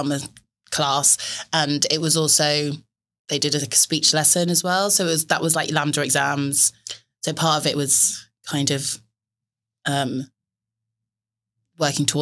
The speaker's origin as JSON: {"language": "English", "area": "Dorset", "region": "South West England", "country": "United Kingdom", "tie": "born or raised there", "also_born_or_lived": "St. Lucia", "said": "I grew up in Dorset in the south of England."}